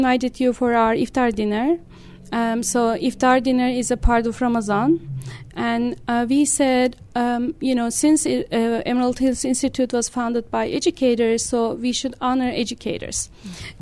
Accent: Turkey; moved away as an adult; now in Utah, United States; I was born in Turkey, and I grew up there

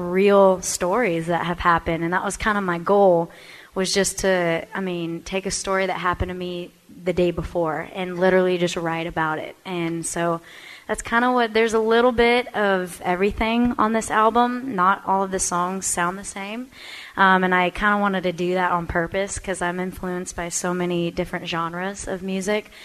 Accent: Texas, United States; I'm from Texas, so we have that Texas feel to us

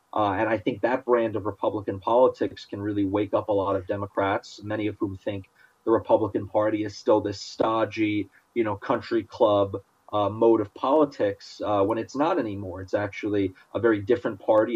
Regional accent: New York, United States; growing up in New York

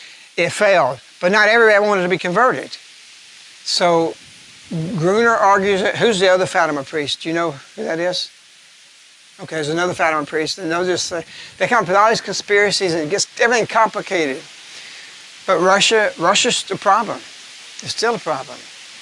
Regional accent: England, United Kingdom; They find out I'm English. So he rushes me to the other side of the train.

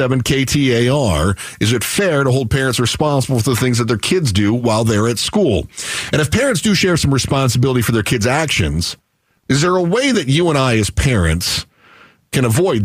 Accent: Michigan, United States; I grew up in Michigan

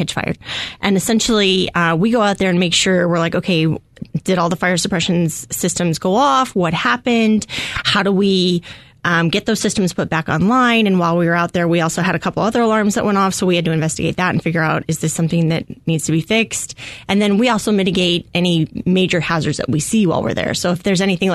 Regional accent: Scottsdale, Arizona, United States; I grew up in North Scottsdale, and I just love the Valley

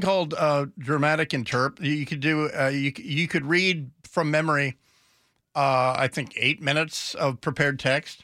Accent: United States; as an American

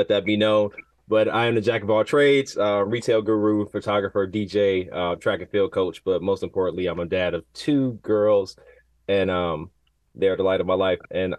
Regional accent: Cleveland, Ohio, United States; now in Bay Area, United States; of the Modest Man podcast. I'm born and raised in Cleveland, Ohio, now reside in the Bay Area.

